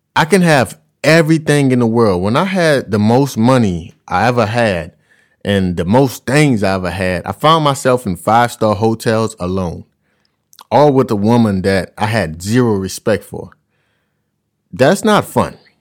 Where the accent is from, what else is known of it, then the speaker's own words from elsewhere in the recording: Louisiana, United States; I'm from Louisiana and we cook a certain way. So traveling the world, food is kinda difficult for me because I've ate this way my whole life